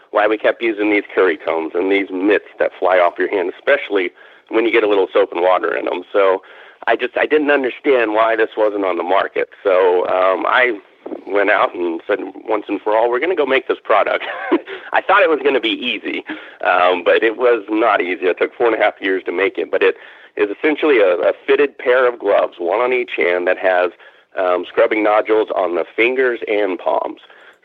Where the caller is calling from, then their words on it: Fort Worth, Texas, United States; Yeah, south of Fort Worth, Texas. So Dallas-Fort Worth area.